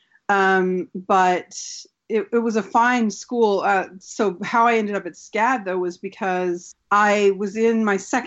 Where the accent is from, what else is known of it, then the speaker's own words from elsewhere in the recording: California, United States; moved away; also born or lived in Utah / Arizona; I'm from originally California. At the time that I went to college, I was living in Utah.